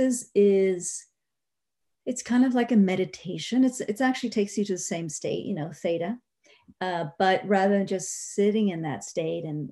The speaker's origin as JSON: {"language": "English", "country": "Spain", "moved": "yes", "said": "I'm originally from Spain"}